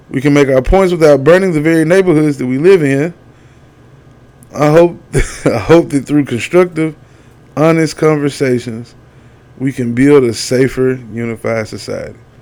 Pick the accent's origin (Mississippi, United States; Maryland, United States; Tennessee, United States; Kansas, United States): Tennessee, United States; I ain't from Missouri. I'm from Tennessee